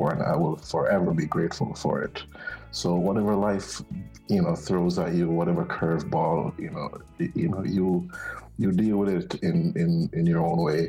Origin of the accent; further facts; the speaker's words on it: Jamaica; moved away; We're from Jamaica